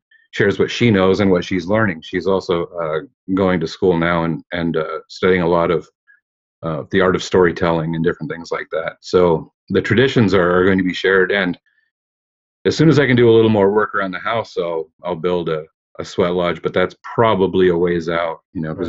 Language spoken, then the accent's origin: English; Chehalis, Washington, United States; I'm Chehalis. That's the tribe that I've been a part of my entire life